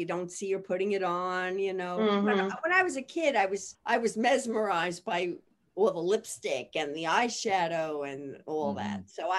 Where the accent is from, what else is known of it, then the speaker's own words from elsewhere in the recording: Massapequa Park, New York, United States; moved away; So I grew up on the South Shore. It's mm-hmm. a little town, Massapequa Park.